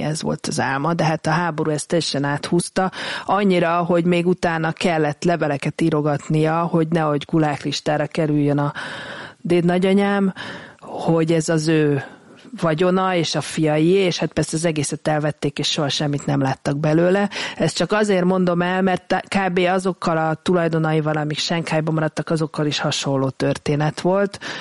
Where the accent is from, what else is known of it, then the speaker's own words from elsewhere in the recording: Hungary; mi, mint magyarok